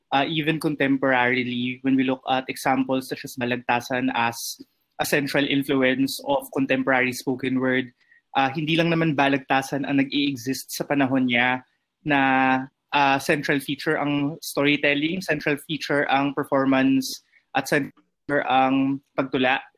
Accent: Butuan, Caraga, Philippines; now in Metro Manila, Philippines; from Manunulat. Uh, ah, tubong Butuan City, pero ngayon ay nakabase na dito sa Metro Manila.

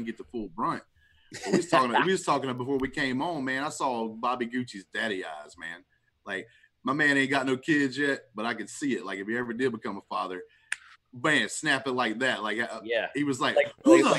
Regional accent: Alabama, United States; I'm from Alabama

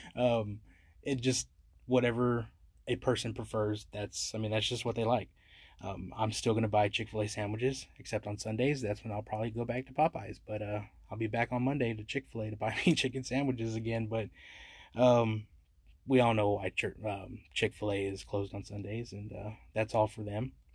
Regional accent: San Antonio, Texas, United States; I love my city, it's my hometown

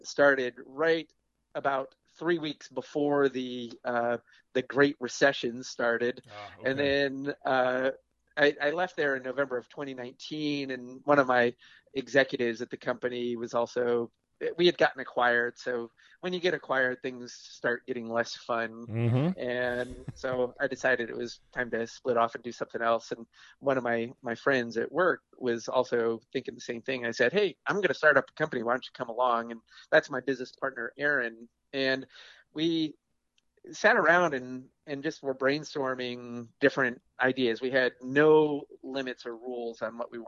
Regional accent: East Coast, United States; now in Portland, United States; I'm out here in Portland, Oregon, but I'm originally from the East Coast but I moved out here in 93

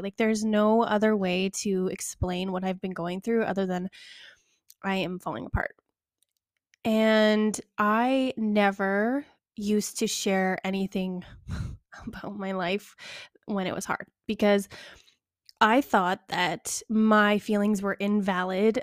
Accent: Calgary, Alberta, Canada; Calgary, which is, like, my hometown

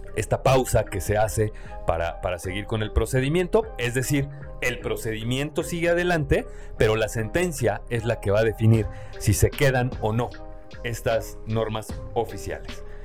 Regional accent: Mexico; nosotros como mexicanos

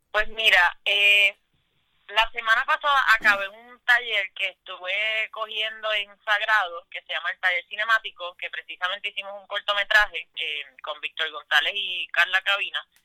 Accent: Puerto Rico

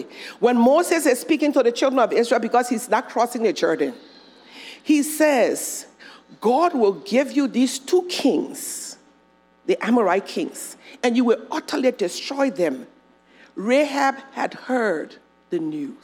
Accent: Monrovia, Montserrado, Liberia; Where I'm from, where I grew up in Monrovia, you could never escape your family history.

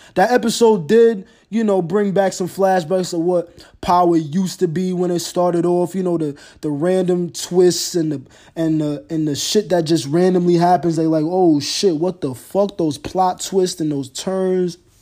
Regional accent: New York, United States; Growing up in New York, my first team as far as N F L's teams go

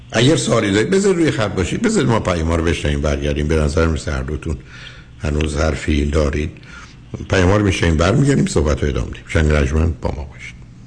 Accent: Shiraz, Fars, Iran; ما شیرازی ها میزنیم

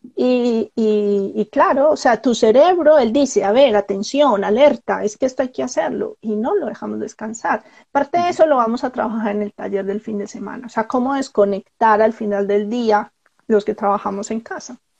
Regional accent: Colombia; moved away; Soy colombiana

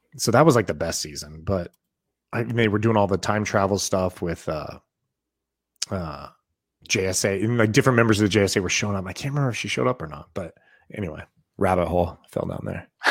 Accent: Boise, Idaho, United States; I grew up in Boise, Idaho.

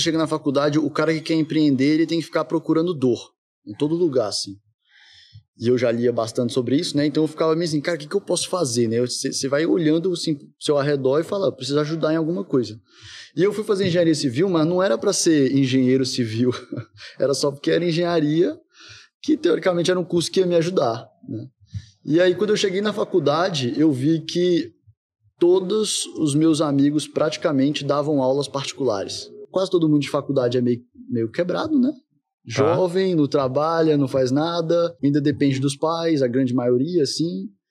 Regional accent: Brasília, Federal District, Brazil; Nasci em Brasília, minha família é toda de lá

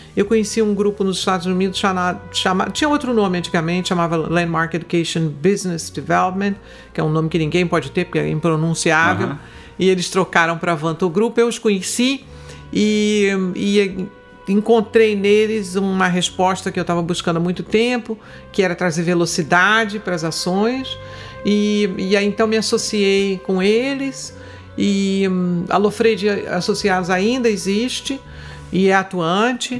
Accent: Rio de Janeiro, Brazil; eu sou carioca da gema. eu sou a carioca típica. Eu nasci na Tijuca, morei no Grajaú e quando a Barra começou, eu, eu meus pais mudaram para Barra

